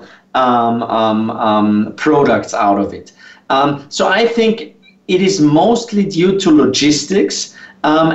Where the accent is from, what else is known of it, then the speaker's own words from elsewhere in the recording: Austria; I'm not only from Austria